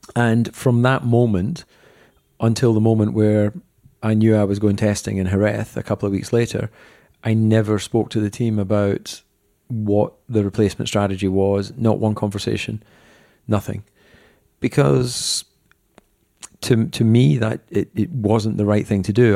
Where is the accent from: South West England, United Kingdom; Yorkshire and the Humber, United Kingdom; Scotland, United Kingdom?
Scotland, United Kingdom; Dumfries; I was born in Dumfries.